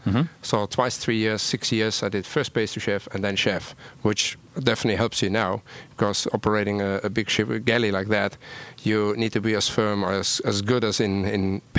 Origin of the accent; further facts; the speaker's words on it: Cologne, North Rhine-Westphalia, Germany; moved away; I'm from Germany. Where? Cologne.